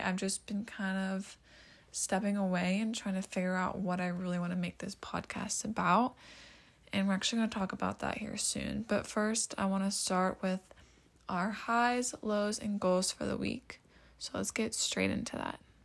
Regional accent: Pennsylvania, United States; I'm from Pennsylvania

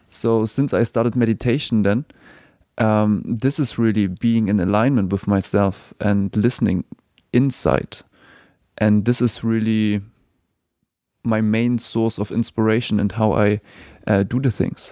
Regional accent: Germany; moved away as an adult; now in New Zealand; I was born in Germany

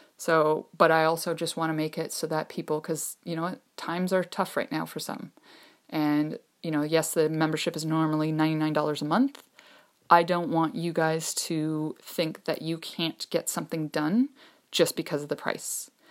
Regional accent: Ontario, Canada; I'm from Ontario, Canada

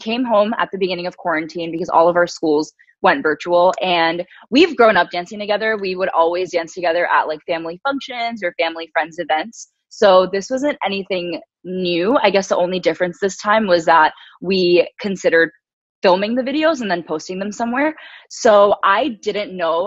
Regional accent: New York, United States; growing up in New York, as I mentioned, it's really diverse

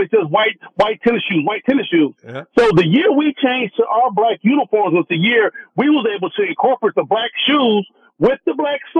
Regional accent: Oakland, California, United States; moved away as an adult; now in Sacramento, United States; I was born and raised in Oakland, California.

